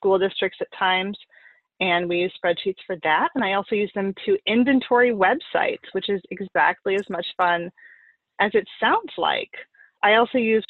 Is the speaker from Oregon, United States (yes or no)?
yes; Oregon, United States; also born or lived in upstate New York; now in New York, United States; I'm originally from Oregon.